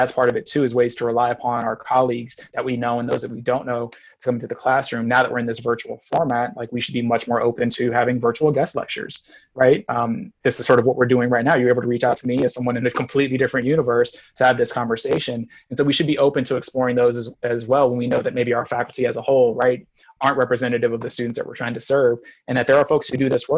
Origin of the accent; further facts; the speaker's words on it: San Antonio, Texas, United States; I was born in San Antonio